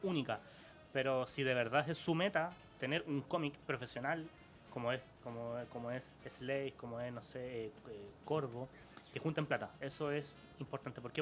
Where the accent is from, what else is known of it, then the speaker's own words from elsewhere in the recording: Santiago, Santiago Metropolitan Region, Chile; nosotros somos de La Pintana. Yo hasta hace dos meses vivía en la población El Castillo. Entonces uno sabe lo que es venir de un barrio duro.